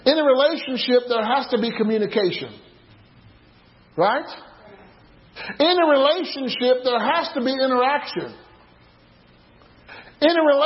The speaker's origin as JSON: {"language": "English", "region": "Illinois", "country": "United States", "tie": "born or raised there", "said": "there's a place in Illinois, in my hometown, Gabriel knows of this, it's called Lou's La Grotto"}